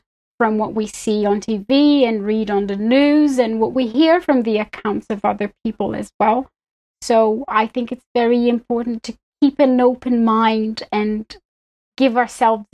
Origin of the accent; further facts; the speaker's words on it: Belo Horizonte, Minas Gerais, Brazil; English is a second language; moved away as an adult; now in United Kingdom; I'm originally from Brazil. It's where I grew, where I was born and I grew up